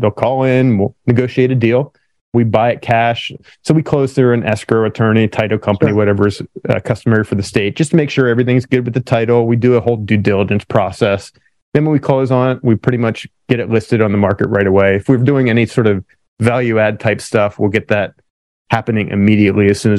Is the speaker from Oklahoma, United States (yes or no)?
no; Pennsylvania, United States; now in California, United States; I grew up in Pennsylvania originally